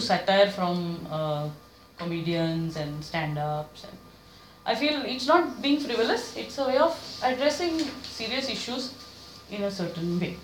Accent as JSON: {"language": "English", "town": "Mumbai", "region": "Maharashtra", "country": "India", "moved": "as an adult", "lives_now": "Pune, India", "said": "I'm originally from Bombay"}